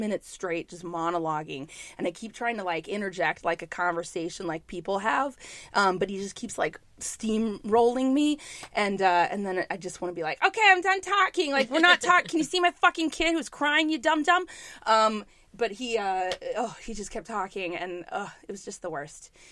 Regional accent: New York, United States; I'm a New Yorker

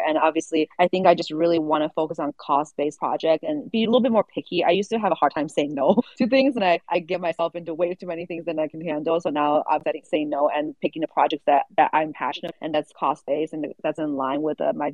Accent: Kunming, Yunnan, China; moved away; I grew up in Kunming, the southern part of China

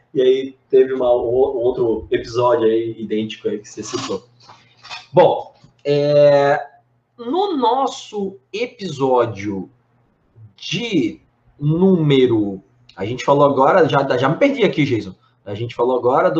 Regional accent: Blumenau, Santa Catarina, Brazil; lá de Blumenau, que é minha cidade natal

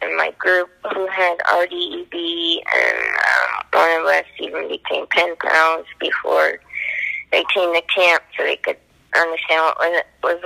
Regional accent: Toronto, Ontario, Canada; I was from Toronto

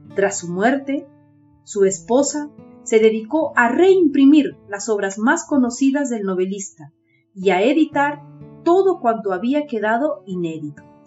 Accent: Peru; soy de Perú.

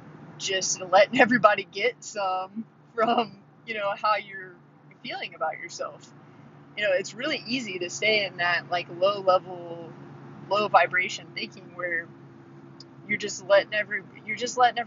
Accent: Midwest, United States; we're from the Midwest

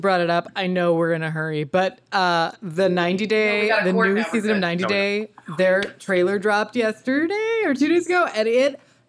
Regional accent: Arkansas, United States; now in New York, United States; I'm from Arkansas, and so there are like 1,000 tiny churches.

